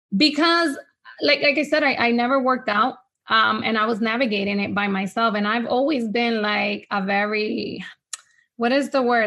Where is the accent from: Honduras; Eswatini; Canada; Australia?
Honduras; first language Spanish; English is a second language; now in United States; I was born here in the States, but I moved back to Honduras. So Spanish was has always been my first language.